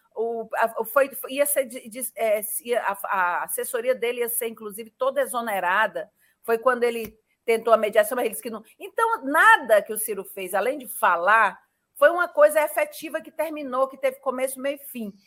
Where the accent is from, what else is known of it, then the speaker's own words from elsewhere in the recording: Ceará, Brazil; eu que sou daqui do Ceará